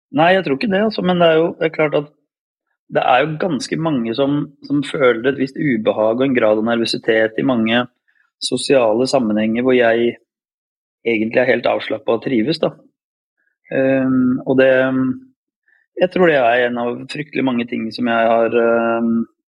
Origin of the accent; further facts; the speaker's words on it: Råde, Viken, Norway; also born or lived in Bodø, Norway; jeg har vokst opp i Råde i Østfold, selv om jeg ble født i Bodø.